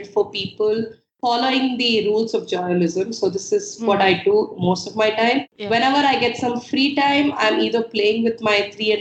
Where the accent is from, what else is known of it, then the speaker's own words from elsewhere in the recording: Hyderabad, Telangana, India; also born or lived in Trinidad; I'm from Hyderabad